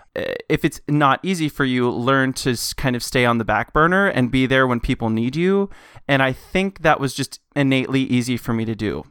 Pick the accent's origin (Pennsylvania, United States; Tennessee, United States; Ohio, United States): Tennessee, United States; Knoxville; I was born in Knoxville, Tennessee, born and raised